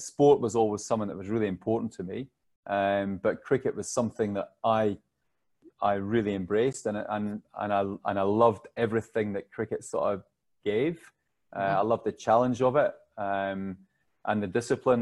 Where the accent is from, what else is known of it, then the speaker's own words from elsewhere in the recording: Alloa, Scotland, United Kingdom; also born or lived in Stirling; I was born in Stirling, but I grew up in Alloa. So, the wee county, it's Clackmannanshire, it's the smallest county in Scotland